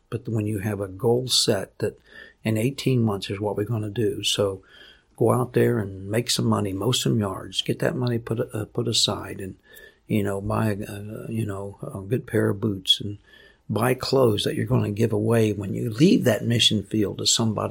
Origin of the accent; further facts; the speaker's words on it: United States; also born or lived in Papua New Guinea; I'm American